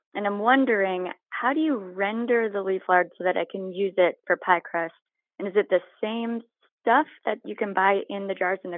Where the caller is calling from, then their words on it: Pittsburgh, Pennsylvania, United States; I am in Pittsburgh now.